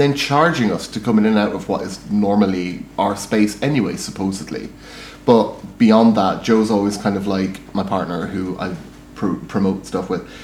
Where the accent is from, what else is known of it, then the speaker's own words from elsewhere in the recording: Ireland; moved away as an adult; also born or lived in Scotland; now in Manchester, United Kingdom; as an Irish person who also used to live in Scotland, who only arrived here 10 years ago